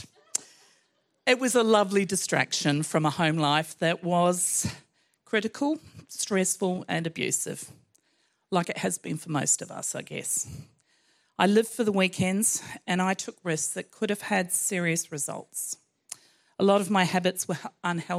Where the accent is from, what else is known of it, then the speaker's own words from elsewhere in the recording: New Zealand; I was brought up in New Zealand, a child of the 60s